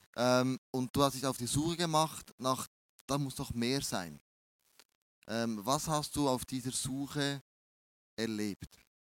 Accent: Bern, Switzerland; accent: Bernese German; mein, mein Berndeutsch ist ein bisschen speziell

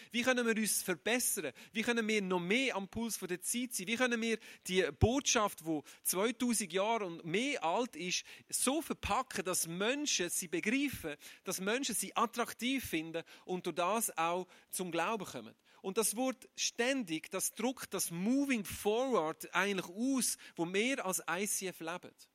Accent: Aargau, Switzerland; Ich bin kein Zürcher. Ich bin ein Aargauer

